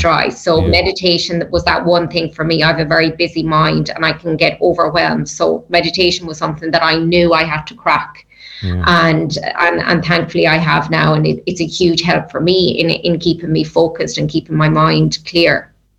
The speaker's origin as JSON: {"language": "English", "country": "Ireland", "said": "as Irish people"}